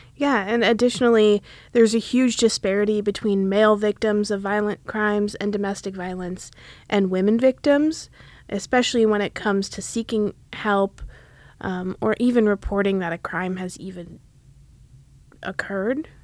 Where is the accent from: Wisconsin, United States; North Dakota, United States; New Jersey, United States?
Wisconsin, United States; moved away as an adult; now in Philadelphia, United States; I'm originally from Wisconsin. Um, I moved to Philadelphia for law school